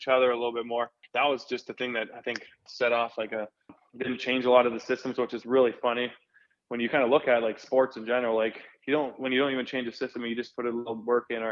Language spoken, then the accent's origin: English; St. Albert, Alberta, Canada; moved away; went back home to my hometown, St. Albert